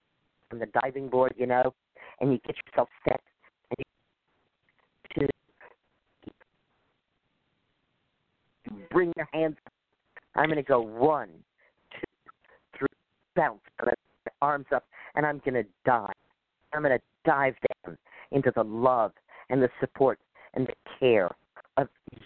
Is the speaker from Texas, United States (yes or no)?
yes; Dallas, Texas, United States; moved away; I grew up in Dallas